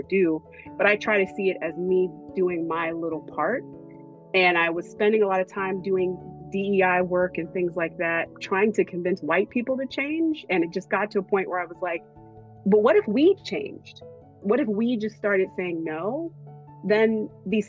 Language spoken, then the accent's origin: English; Hillside, New Jersey, United States; moved away as an adult; also born or lived in New York; my hometown is Hillside, New Jersey.